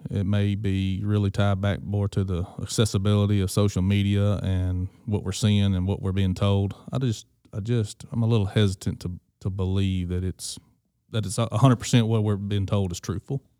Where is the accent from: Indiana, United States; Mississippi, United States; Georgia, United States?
Mississippi, United States; Greenville; being born and raised in Greenville, Mississippi